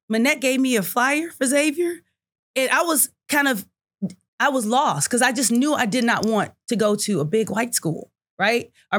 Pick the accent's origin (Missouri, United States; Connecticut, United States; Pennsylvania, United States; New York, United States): Missouri, United States; Kansas City; I'm from Kansas City.